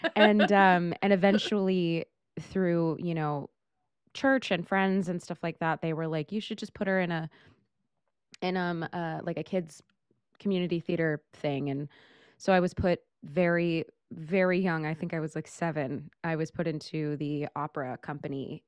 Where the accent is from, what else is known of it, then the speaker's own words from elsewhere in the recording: Modesto, California, United States; moved away as an adult; also born or lived in Portland; now in New York, United States; I was born in Northern California, lived in Portland for a couple years, and then moved back to Northern California, um, I'm from a small town in the Central Valley of, of the north side of the state called Modesto